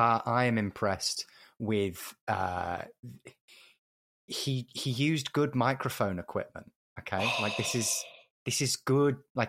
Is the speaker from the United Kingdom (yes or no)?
yes; Derby, East Midlands, United Kingdom; I'm from a similar area of the UK to Chaz. I'm from Derby.